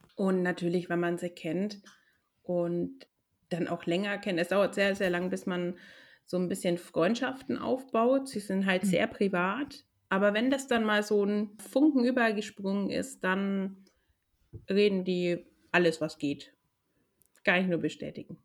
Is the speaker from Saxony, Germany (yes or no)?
no; Nuremberg, Bavaria, Germany; now in Helsinki, Finland; Ich komme ursprünglich aus Nürnberg